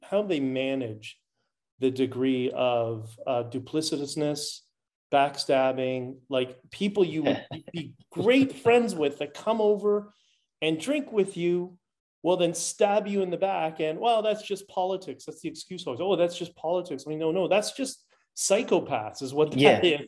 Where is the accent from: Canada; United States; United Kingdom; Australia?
Canada; I'm Canadian first